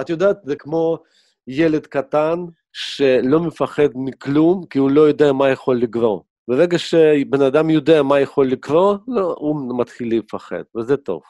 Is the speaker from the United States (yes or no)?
no; Kyiv, Ukraine; now in Israel; אני נולדתי בכיף, הייתה לנו סטודיה של דובז'ן